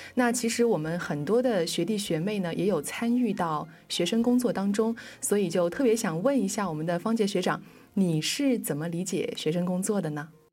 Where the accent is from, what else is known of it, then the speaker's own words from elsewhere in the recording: Zhejiang, China; 我们生在浙江